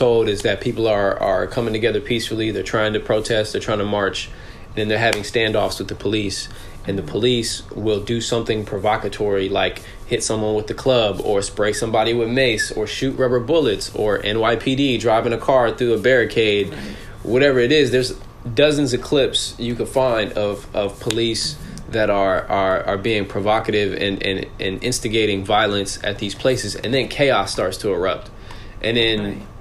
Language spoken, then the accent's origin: English; Southern California, United States; also born or lived in New York; I grew up out here in Southern California in a Desi household